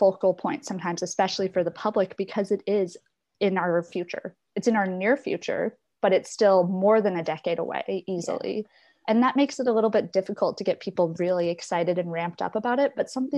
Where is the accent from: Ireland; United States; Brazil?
Ireland; people like me and those growing up in Ireland right now